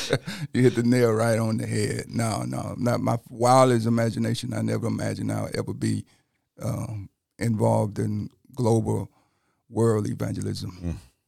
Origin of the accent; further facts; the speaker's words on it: Calera, Alabama, United States; Well, I was born and raised in Shelby County, Calera.